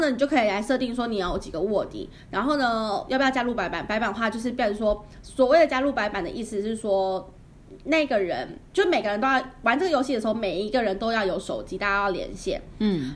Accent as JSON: {"language": "Chinese", "region": "Yilan County", "country": "Taiwan", "said": "我们宜兰那边还蛮多的耶"}